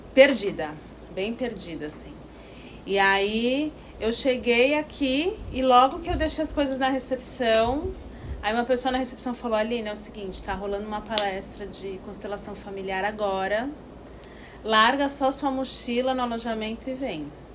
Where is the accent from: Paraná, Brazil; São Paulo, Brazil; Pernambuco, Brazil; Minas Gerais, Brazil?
São Paulo, Brazil; Santos; moved away as an adult; now in Piracanga, Brazil; sou de Santos, litoral de São Paulo